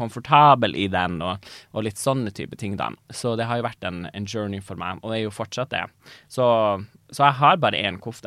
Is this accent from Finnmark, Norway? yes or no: yes; Tana, Finnmark, Norway; jeg er fra Tana